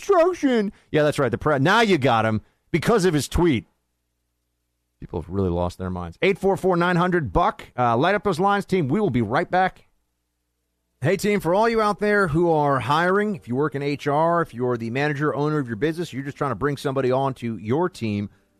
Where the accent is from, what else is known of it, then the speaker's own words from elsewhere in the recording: New York, United States; I'm from New York. A lot of Italians in New York, too.